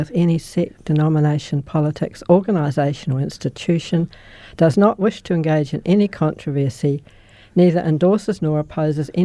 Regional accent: Christchurch, Canterbury, New Zealand; I was born in Christchurch

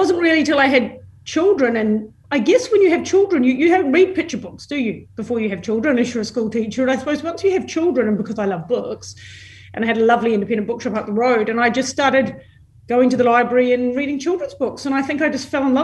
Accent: Christchurch, Canterbury, New Zealand; moved away as an adult; also born or lived in London, United Kingdom; now in Melbourne, Australia; I was born and bred in Christchurch

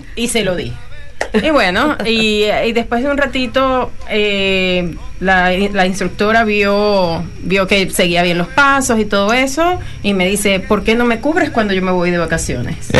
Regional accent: Venezuela; now in New Zealand; como buena venezolana

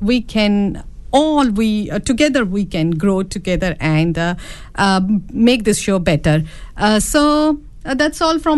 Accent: India; moved away; being an Indian woman

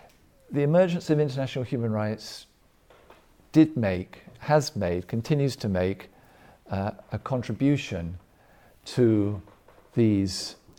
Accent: England, United Kingdom; also born or lived in Germany; I was born in Germany and lived in Germany for some years as a boy, but I'm not German, and most of my education, most of it took place in the United Kingdom, in England.

